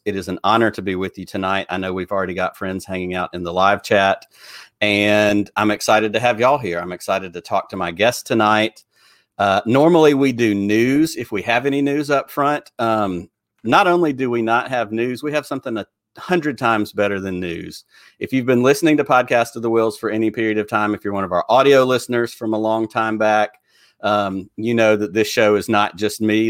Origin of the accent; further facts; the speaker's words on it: Alabama, United States; people on from my home state